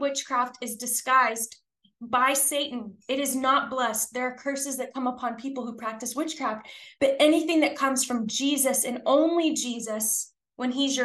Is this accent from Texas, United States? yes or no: yes; Texas, United States; I'm from Texas. We say bless your heart a lot